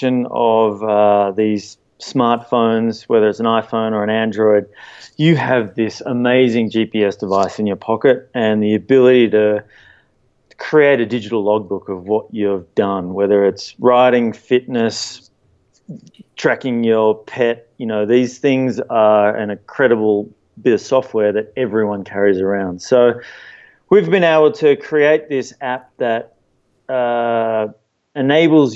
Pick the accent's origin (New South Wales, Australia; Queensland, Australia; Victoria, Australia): New South Wales, Australia; Sydney; now in Eagle, United States; Growing up in Sydney and being a surfer